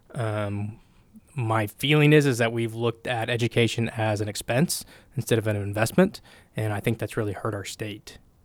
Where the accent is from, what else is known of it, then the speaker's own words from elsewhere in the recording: Oklahoma, United States; I grew up here. I'm from Oklahoma